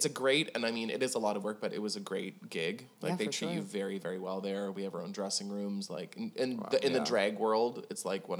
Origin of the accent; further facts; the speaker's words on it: Toronto, Ontario, Canada; moved away as an adult; now in Nashville, United States; Like Toronto, my hometown?